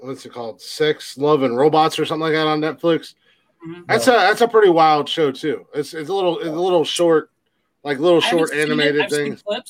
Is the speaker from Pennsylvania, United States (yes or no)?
no; Georgia, United States; I'm from Georgia